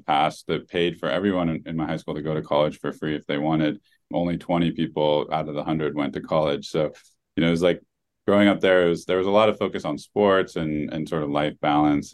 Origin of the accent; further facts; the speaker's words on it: Oregon, United States; moved away; the town I grew up in in Oregon